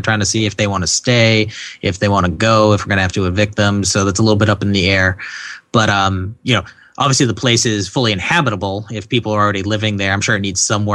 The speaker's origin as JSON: {"language": "English", "region": "New England", "country": "United States", "said": "I'm from New England"}